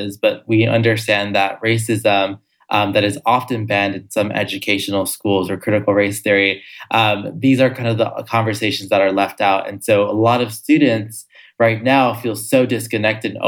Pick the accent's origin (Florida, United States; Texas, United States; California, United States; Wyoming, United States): California, United States; Los Angeles; I grew up also in Los Angeles, California, my whole life